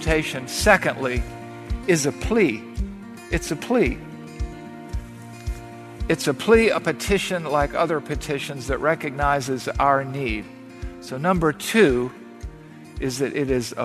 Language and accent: English; the South, United States; growing up in the South